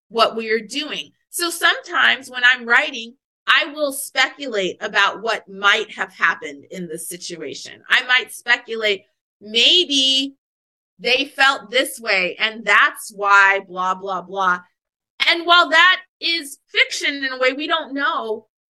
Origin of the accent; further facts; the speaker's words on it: Anchorage, Alaska, United States; I grew up in Anchorage, Alaska